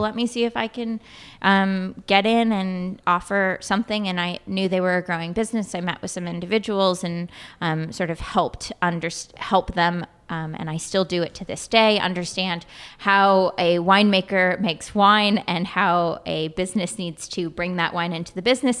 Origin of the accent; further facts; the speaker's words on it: Sausalito, California, United States; I grew up in Sausalito, California